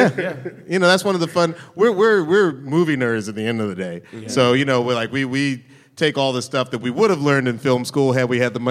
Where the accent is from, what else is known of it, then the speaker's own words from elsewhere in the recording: Atlanta, Georgia, United States; I'm from Southwest Atlanta.